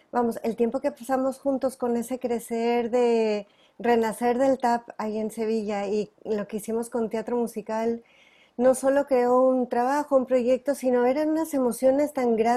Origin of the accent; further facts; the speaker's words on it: Los Angeles, California, United States; born there; pues bueno, yo nací en California, en Los Ángeles, bueno, precisamente muy cerca de un estudio de cine de Warner Bros.